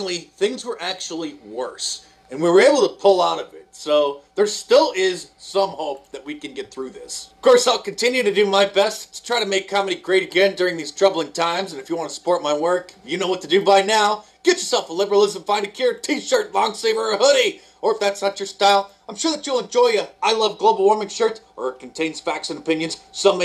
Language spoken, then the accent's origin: English; United States; I'm an American